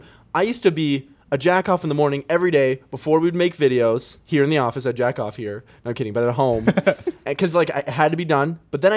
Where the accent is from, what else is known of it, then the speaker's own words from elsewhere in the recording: Canada; moved away; my hometown in Canada